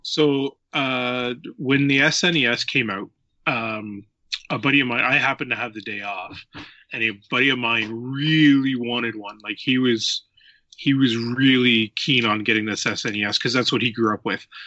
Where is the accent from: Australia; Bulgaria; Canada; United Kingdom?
Canada; near Kincardine, Ontario; I am from Ontario, Canada, in a little spot uh, close to Kincardine, Ontario.